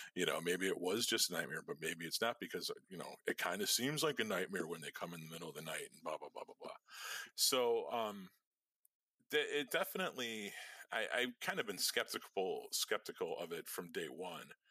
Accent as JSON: {"language": "English", "town": "Chicago", "region": "Illinois", "country": "United States", "tie": "born or raised there", "said": "we're fucking Irish people on the south side of Chicago"}